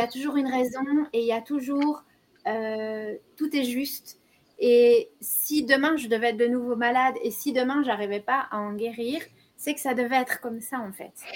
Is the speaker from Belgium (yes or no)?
yes; Belgium; chez nous, en Belgique, on appelle ça autrement